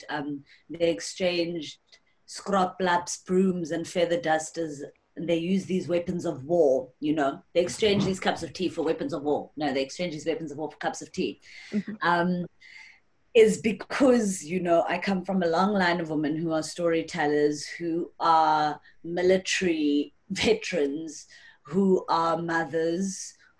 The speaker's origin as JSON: {"language": "English", "region": "North West", "country": "South Africa", "said": "I'm originally from the Northwest"}